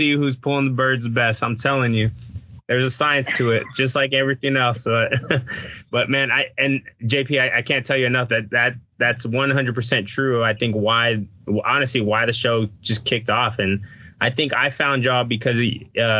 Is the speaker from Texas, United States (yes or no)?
yes; Texas, United States; moved away as an adult; also born or lived in Louisiana; I grew up in Texas